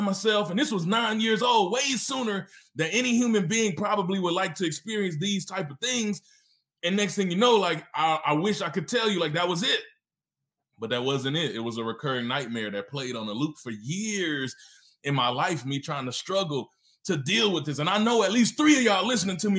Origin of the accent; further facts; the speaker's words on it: Mississippi, United States; also born or lived in Memphis, Tennessee; now in Oklahoma City, United States; I was born in Memphis, Tennessee, which is it's in the South. And I was raised in Mississippi, also in the South.